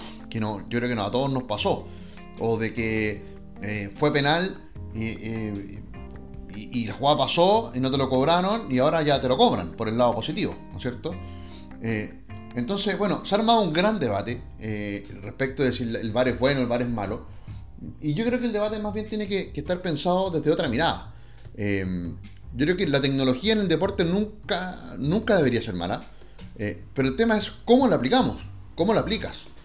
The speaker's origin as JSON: {"language": "Spanish", "country": "Chile"}